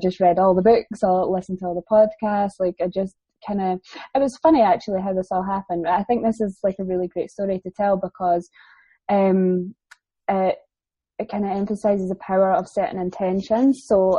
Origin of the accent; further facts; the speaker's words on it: England, United Kingdom; I've got family down there, and I am actually English, not that anybody ever believes me.